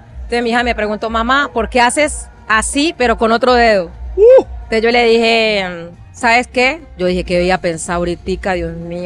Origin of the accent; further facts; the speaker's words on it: Chocó, Colombia; soy colombiana, soy afro y reconozco mi descendencia africana en mi historia, nos criaron así en el Chocó